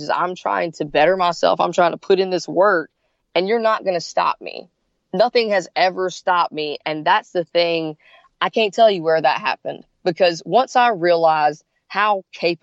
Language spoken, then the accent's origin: English; South Carolina, United States; now in Gainesville, United States; I grew up in South Carolina